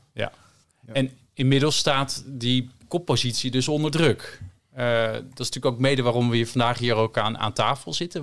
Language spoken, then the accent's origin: Dutch; Netherlands; we hebben als Nederlanders een sterk paspoort